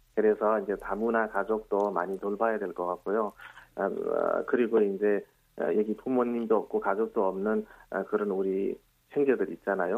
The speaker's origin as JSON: {"language": "Korean", "country": "Nepal", "tie": "born or raised there", "second_language": "Korean", "moved": "as an adult", "lives_now": "South Korea", "said": "네팔에서는 거의 22년 정도 살았지만"}